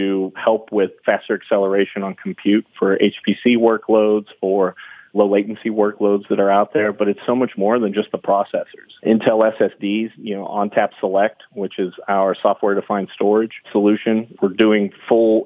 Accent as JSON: {"language": "English", "town": "Austin", "region": "Texas", "country": "United States", "said": "I'm from Austin, Texas"}